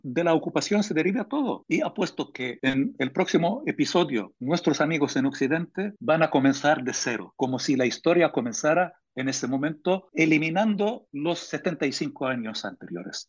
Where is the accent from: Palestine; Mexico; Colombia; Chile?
Palestine; now in Spain; yo como palestino que lucho por la libertad mía y de mi pueblo